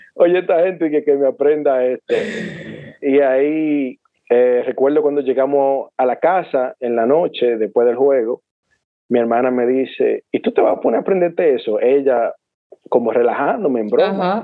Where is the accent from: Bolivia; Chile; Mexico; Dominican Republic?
Dominican Republic; San Pedro de Macorís; Yo como buen dominicano y buen pelotero o beisbolista